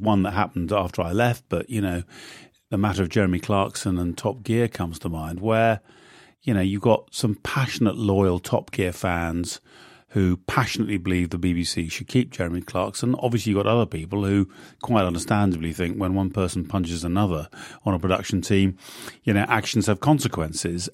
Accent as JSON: {"language": "English", "country": "United Kingdom", "moved": "as an adult", "lives_now": "United States", "said": "I'm a Brit, not an American"}